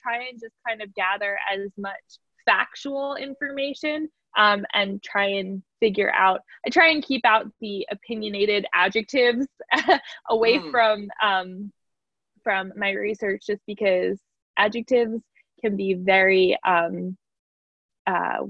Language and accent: English; New Jersey, United States; I'm such a Jersey girl